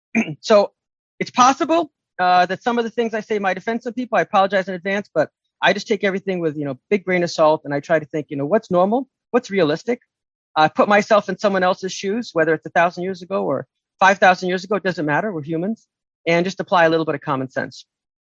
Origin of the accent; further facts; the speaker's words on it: United States; I grew up in America in the 60s and 70s, right? I'm in my 50s, so I'm a little bit older for most second generation people. My parents came in the 60s. They're immigrants. I'm American.